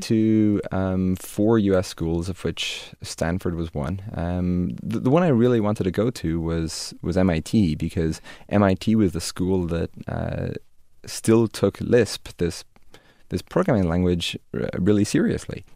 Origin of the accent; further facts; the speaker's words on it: Dromineer, Munster, Ireland; moved away; also born or lived in Limerick, Ireland; when I was five or six, Dad decided to, to buy this, uh, very tiny hotel by the shores of Lochderg in Ireland, uh, in the village of Drummondir